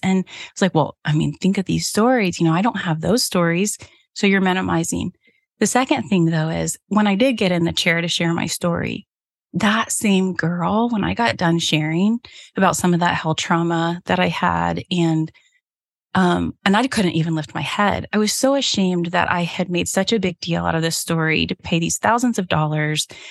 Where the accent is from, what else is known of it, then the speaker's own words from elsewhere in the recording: Cincinnati, Ohio, United States; now in central Michigan, United States; growing up in Cincinnati